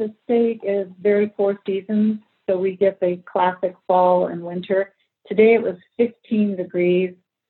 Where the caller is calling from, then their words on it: Idaho, United States; The Pacific Northwest, actually, specifically the Inland Northwest, which is along the panhandle of Idaho and about 100 miles south of Canada.